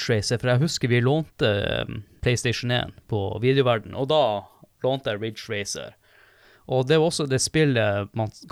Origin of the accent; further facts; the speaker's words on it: Northern Norway, Norway; jeg er nordlending